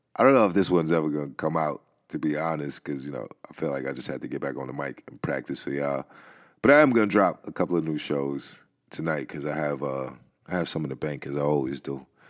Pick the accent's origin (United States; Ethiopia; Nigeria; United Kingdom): United States; New York City, New York; I grew up in the Bronx